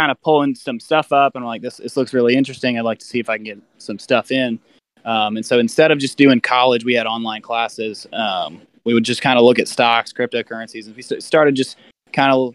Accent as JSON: {"language": "English", "region": "Tennessee", "country": "United States", "tie": "born or raised there", "also_born_or_lived": "College Station, Texas", "lives_now": "Brentwood, United States", "said": "grew up in Tennessee as well, played middle school with Ethan"}